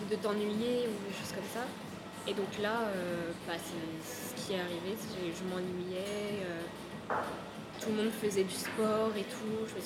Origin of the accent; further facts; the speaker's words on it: Brittany, France; moved away as an adult; now in Paris, France; je viens de Bretagne, vraiment.